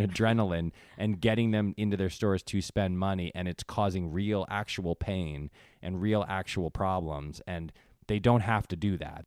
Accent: Connecticut, United States; moved away; I grew up in Connecticut

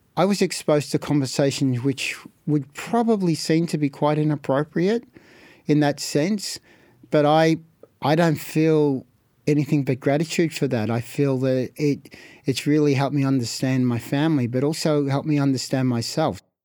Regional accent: Melbourne, Victoria, Australia; born or raised there

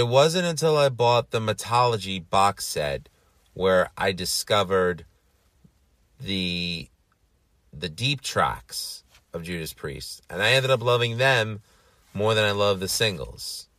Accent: New York City, New York, United States; I'm from New York City

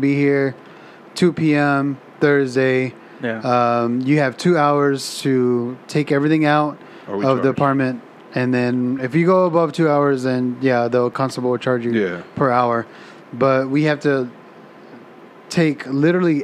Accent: Texas, United States; I'm from Texas, so we say chunk

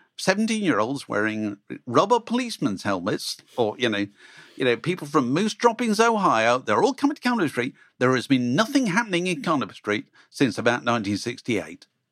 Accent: England, United Kingdom; people like me growing up, because you suddenly thought being English, British, was a kind of cool thing to be

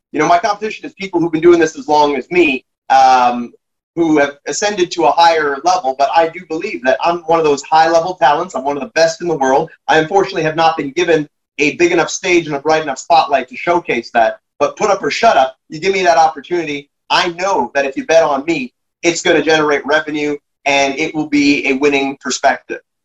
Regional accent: Canada

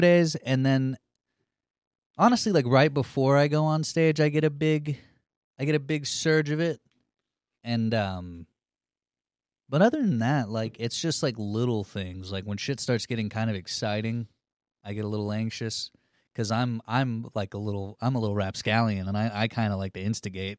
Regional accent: Cushing, Oklahoma, United States; I grew up in Cushing

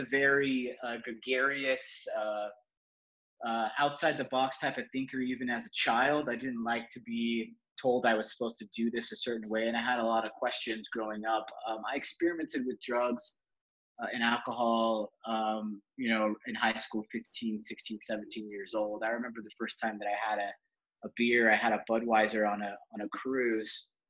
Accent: Salt Lake City, Utah, United States; I was raised in Salt Lake City, Utah

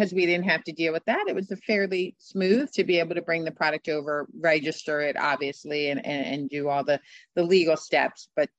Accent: Scottsdale, Arizona, United States; But this was in my hometown. It was in Scottsdale, and it was a great opportunity, a great brand, and I felt like I could add a lot of value, so I jumped back in.

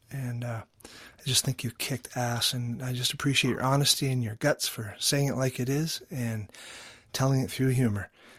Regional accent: New Hampshire, United States; now in New Zealand; from New Zealand, although I grew up in New Hampshire, living down here.

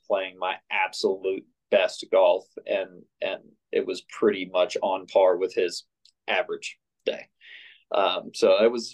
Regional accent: Tampa, Florida, United States; now in Columbus, United States; I grew up in Innisbrook down in Tampa

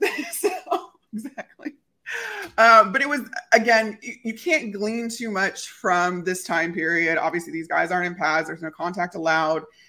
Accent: Chicago, Illinois, United States; moved away; also born or lived in Tampa; grew up in Chicago

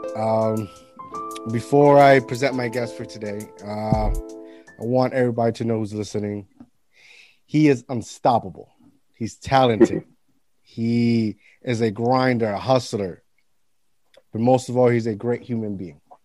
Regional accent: Puerto Rico; when I was a kid, growing up in Puerto Rico

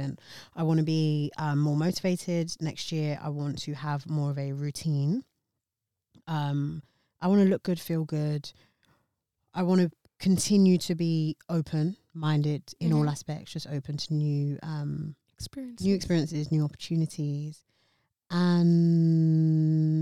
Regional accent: United Kingdom; my hometown, United Kingdom

